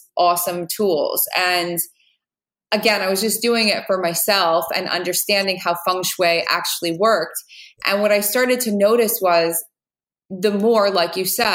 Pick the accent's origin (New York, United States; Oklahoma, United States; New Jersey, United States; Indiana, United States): New Jersey, United States; I'm from New Jersey